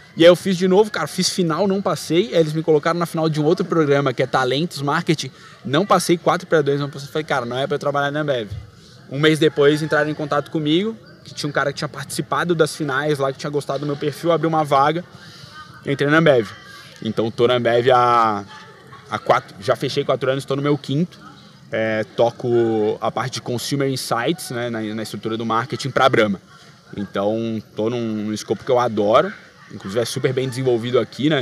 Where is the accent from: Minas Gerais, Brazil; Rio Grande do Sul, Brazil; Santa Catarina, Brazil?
Santa Catarina, Brazil; Florianópolis; moved away as an adult; now in São Paulo, Brazil; na minha terra, nascido e criado com o maior orgulho, manézinho da ilha.